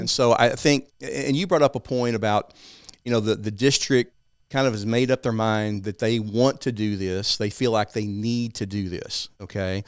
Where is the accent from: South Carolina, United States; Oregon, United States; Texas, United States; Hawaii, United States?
Texas, United States; East; I grew up in a small town in East Texas, as you can tell by my accent.